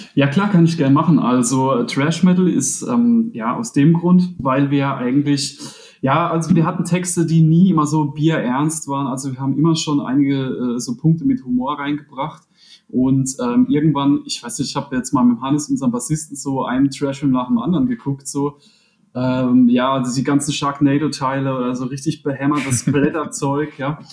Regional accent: Rhineland-Palatinate, Germany; wir sind alle aus der Pfalz

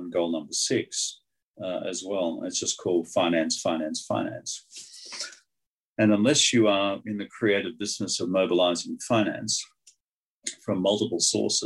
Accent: Australia; Being Australian

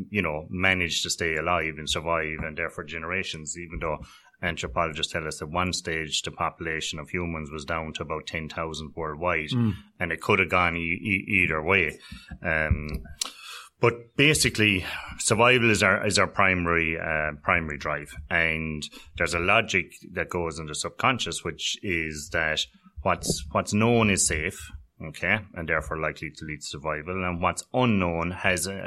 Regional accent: North Cork, Munster, Ireland; I'm originally from North Cork on the border there with Tipperary and Waterford

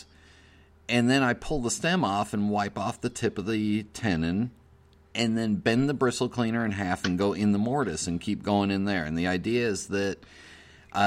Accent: Los Angeles, California, United States; I grew up in the San Fernando Valley

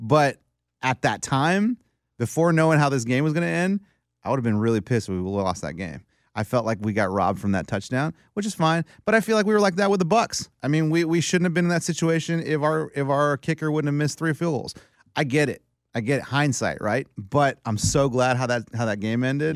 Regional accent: Texas, United States; I'm from Texas

